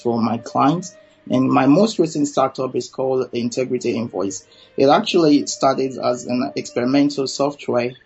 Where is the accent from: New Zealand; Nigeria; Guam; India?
Nigeria; now in London, United Kingdom; I'm a Nigerian